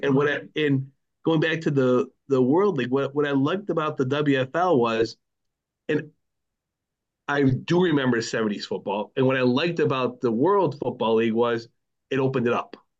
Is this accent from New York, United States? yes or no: yes; Buffalo, New York, United States; I grew up, I grew up in Buffalo